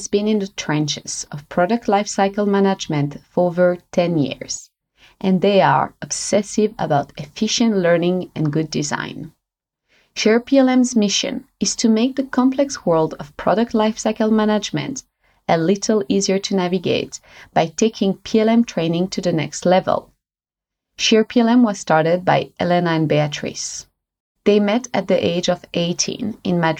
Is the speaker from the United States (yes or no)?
no; Switzerland; moved away as an adult; also born or lived in New Zealand; I'm originally from Switzerland, and when I was around 23 or something like that, I moved to New Zealand.